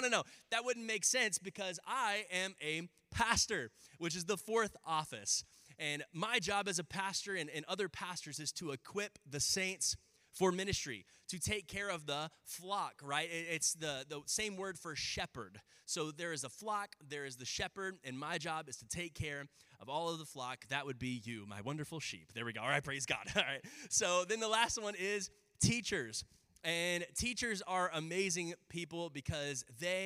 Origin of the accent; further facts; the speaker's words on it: Round Rock, Texas, United States; I grew up in Round Rock.